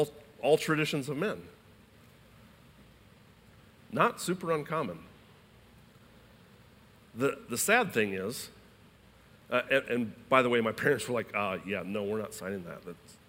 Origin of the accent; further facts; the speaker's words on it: Iowa, United States; I was born in Iowa.